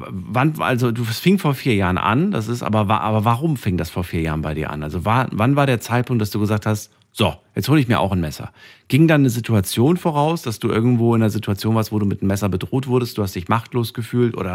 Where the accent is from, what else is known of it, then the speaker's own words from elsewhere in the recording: Frankfurt, Hesse, Germany; Ja, ich komme komm ja von, aus Frankfurt, ja, erzähl.